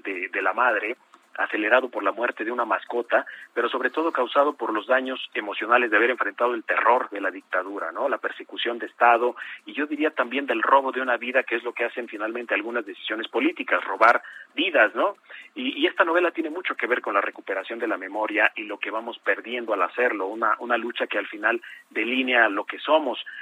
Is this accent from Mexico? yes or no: yes; Mexico; algunas cosas que tenemos como mexicanos